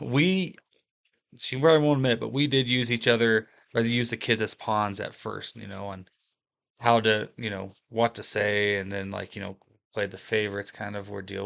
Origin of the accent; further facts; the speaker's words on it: Appalachia, United States; Appalachian American